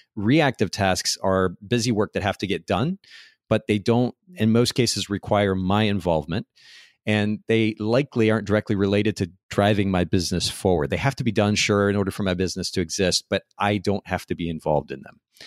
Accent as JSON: {"language": "English", "country": "United States"}